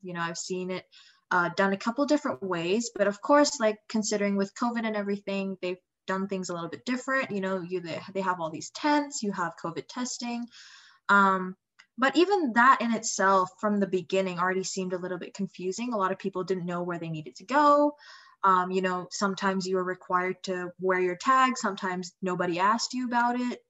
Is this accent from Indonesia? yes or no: yes; Indonesia; moved away; I'm from Indonesia originally